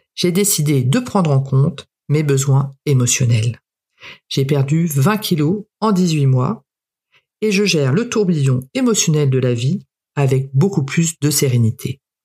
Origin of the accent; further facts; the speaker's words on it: Canada; je suis née au Canada